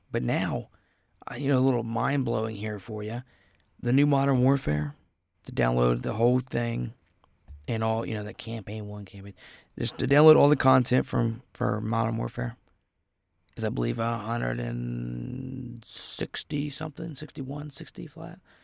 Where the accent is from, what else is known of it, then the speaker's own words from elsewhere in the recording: Ohio, United States; I'm from Ohio